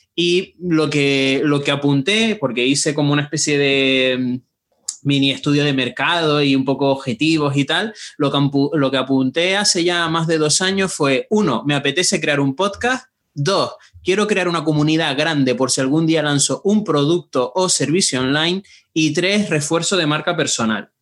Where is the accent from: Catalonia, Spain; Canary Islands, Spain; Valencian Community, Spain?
Canary Islands, Spain; Tenerife; accent: meloso (Canarian); moved away as an adult; now in Madrid, Spain; soy de Tenerife, por eso tengo este acento meloso